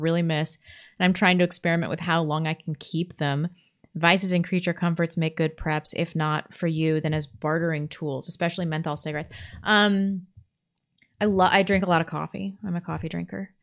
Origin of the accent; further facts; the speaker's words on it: Ferndale, California, United States; moved away; I was born in Ferndale, which is Northern California